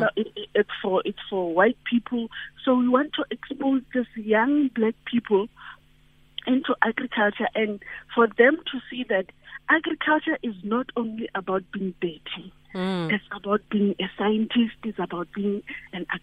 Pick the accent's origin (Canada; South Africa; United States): South Africa; Limpopo; I'm from Limpopo, where we have a farm, a very big farm